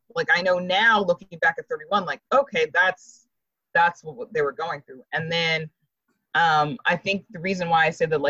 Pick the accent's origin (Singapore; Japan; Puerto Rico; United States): Japan; And I only met them once in the years I grew up in Japan.